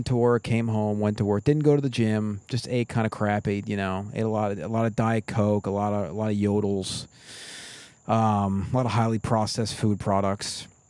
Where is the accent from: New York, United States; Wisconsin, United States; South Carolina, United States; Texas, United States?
New York, United States; Long Island; when I was growing up in Long Island